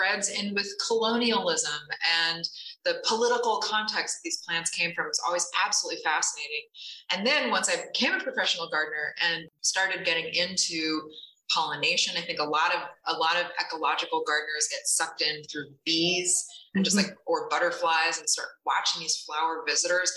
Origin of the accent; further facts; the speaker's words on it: Connecticut, United States; I grew up in Connecticut in a rural area on a hobby farm